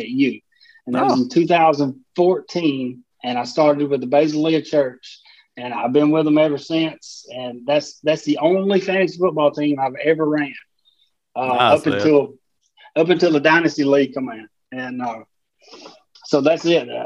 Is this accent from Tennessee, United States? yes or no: yes; Tennessee, United States; moved away as an adult; now in Mississippi, United States; I live in Tennessee my whole life, born and raised